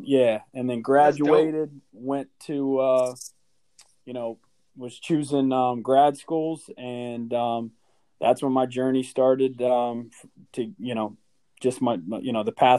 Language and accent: English; Hollidaysburg, Pennsylvania, United States; I'm from Hollidaysburg, Pennsylvania